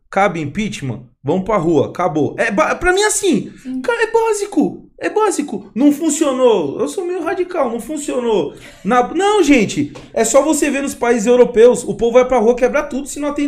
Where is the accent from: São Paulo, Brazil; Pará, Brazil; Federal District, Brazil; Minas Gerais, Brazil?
Minas Gerais, Brazil; Sou mineira, pô